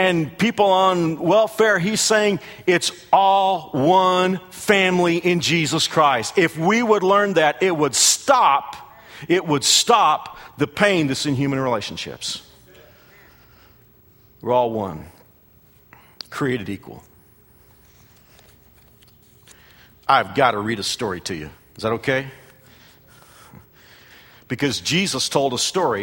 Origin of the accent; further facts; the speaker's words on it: United States; as an American